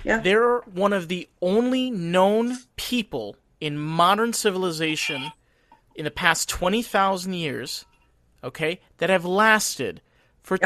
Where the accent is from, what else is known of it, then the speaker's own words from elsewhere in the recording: Rockland County, New York, United States; I grew up in Rockland County, New York